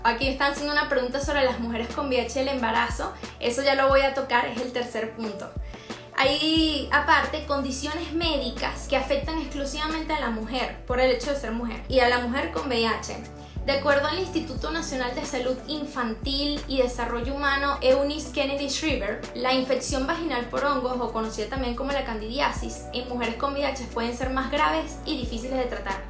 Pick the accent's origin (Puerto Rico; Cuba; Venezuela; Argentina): Venezuela; si somos venezolanos